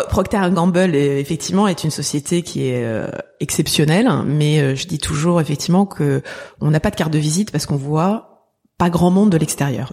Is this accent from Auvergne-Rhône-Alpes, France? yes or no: no; Paris, Île-de-France, France; also born or lived in Boston, United States; j'ai grandi dans le 19e arrondissement